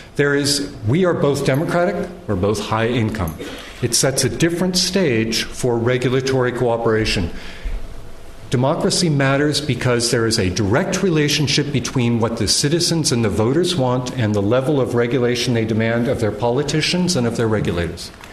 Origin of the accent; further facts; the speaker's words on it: United States; I'm an American citizen